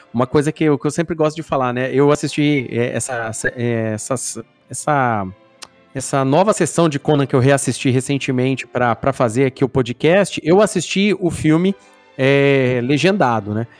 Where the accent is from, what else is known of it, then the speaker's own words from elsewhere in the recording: Brazil; nós brasileiros